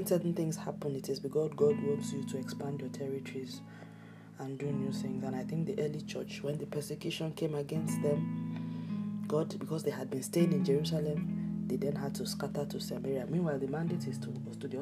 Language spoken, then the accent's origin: English; Nigeria; my home country, Nigeria